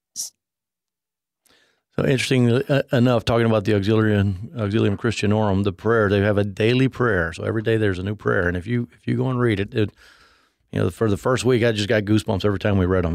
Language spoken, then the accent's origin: English; Mexico City, Mexico; I grew up in Mexico City.